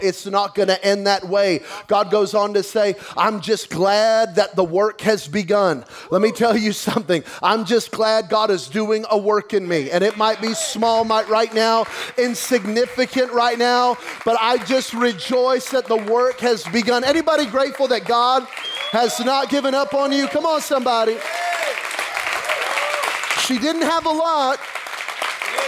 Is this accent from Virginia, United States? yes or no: no; Belen, New Mexico, United States; I'm from Belen, where we didn't get a Walmart until I was about 15 years old